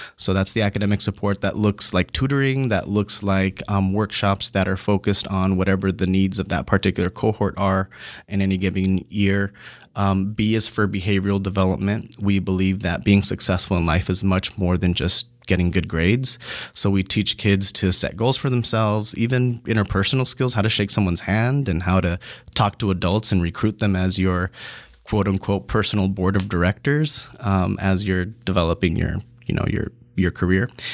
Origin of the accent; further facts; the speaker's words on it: San Diego, California, United States; I grew up in City Heights in a single parent home